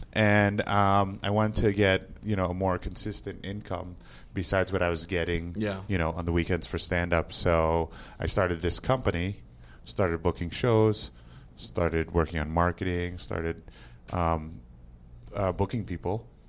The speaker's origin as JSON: {"language": "English", "region": "New Jersey", "country": "United States", "tie": "born or raised there", "also_born_or_lived": "New York City", "moved": "as an adult", "lives_now": "Las Vegas, United States", "said": "I was born in New Jersey, actually."}